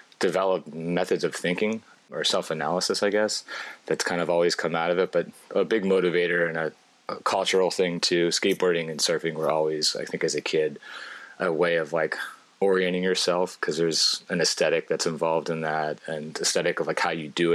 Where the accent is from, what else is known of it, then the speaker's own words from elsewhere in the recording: Baltimore, Maryland, United States; moved away as an adult; also born or lived in Paris, France / Belgium; now in Brooklyn, United States; I was born in Baltimore, and the suburbs of Baltimore, actually.